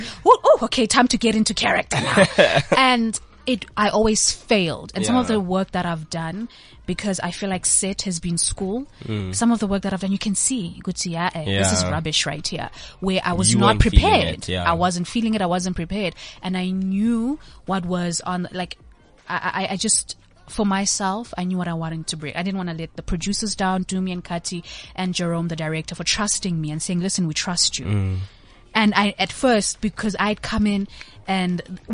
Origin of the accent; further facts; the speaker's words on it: Johannesburg, Gauteng, South Africa; I was raised in Yeovil, Hillbrow.